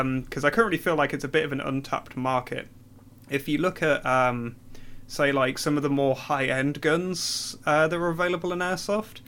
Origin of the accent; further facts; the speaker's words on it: Newcastle upon Tyne, North East England, United Kingdom; moved away as an adult; now in London, United Kingdom; I'm originally from Newcastle.